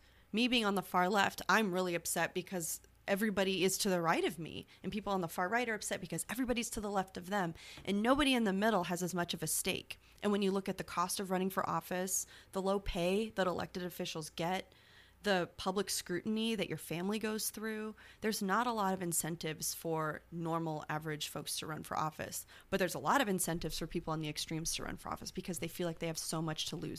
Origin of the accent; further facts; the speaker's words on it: Nebraska, United States; I'm just Republican. I'm from Nebraska.